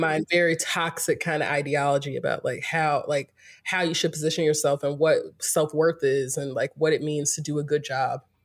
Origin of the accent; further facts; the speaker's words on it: Greensboro, North Carolina, United States; moved away as an adult; also born or lived in Winston-Salem, North Carolina / Durham, North Carolina; now in California, United States; I'm from North Carolina, born and raised in Greensboro